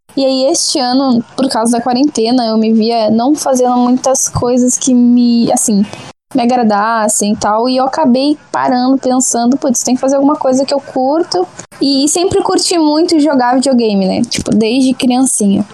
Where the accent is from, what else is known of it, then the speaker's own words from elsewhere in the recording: Porto Alegre, Rio Grande do Sul, Brazil; sou de Porto Alegre, Rio Grande do Sul